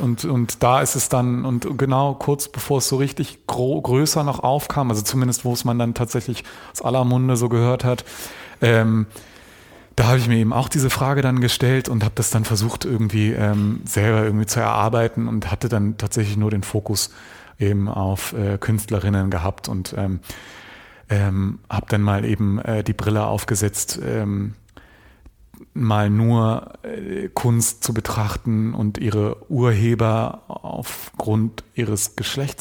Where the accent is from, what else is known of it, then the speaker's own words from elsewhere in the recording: Germany; wir sind im Westen groß geworden, wir sind hier geboren